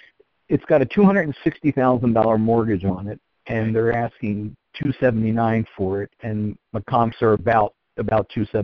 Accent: New Hampshire, United States; from New Hampshire again.

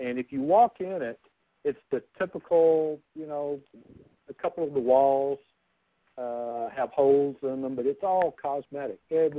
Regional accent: Huntsville, Alabama, United States; I'm from Huntsville, Alabama.

